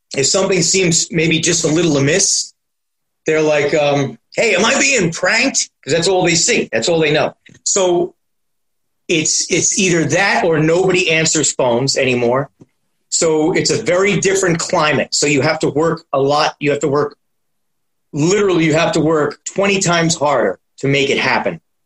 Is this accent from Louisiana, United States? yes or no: no; New York City, New York, United States; also born or lived in Astoria, Queens; I was born and raised in Manhattan